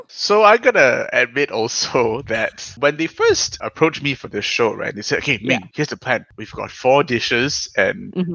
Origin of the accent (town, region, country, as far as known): Singapore